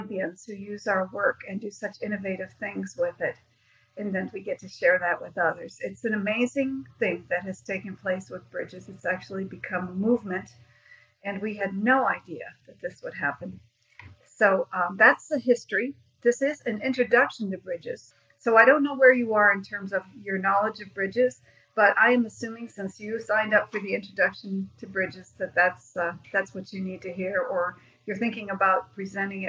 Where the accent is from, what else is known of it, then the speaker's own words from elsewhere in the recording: Ohio, United States; now in Greenville, United States; I'm originally from Ohio